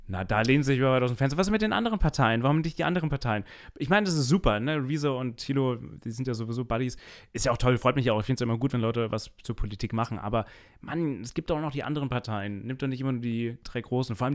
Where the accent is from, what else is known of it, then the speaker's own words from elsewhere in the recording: Rhineland-Palatinate, Germany; ich komme ja eigentlich aus den Tiefen von Rheinland-Pfalz, irgendeiner so Höhle, da ist äh, die SCH-CH-Schwäche ganz stark zu hören.